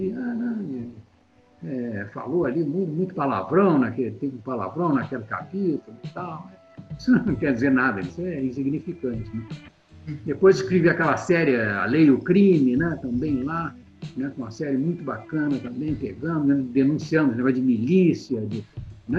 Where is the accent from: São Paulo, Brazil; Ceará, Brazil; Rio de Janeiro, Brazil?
Rio de Janeiro, Brazil; Petrópolis; Lá na minha cidade, em Petrópolis